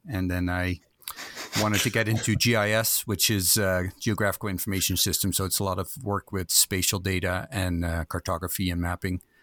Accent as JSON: {"language": "English", "country": "Netherlands", "tie": "born or raised there", "moved": "as an adult", "said": "I was born in Holland, in a small little town, uh, Eiselmeiden. And, um, lived there for about twenty years"}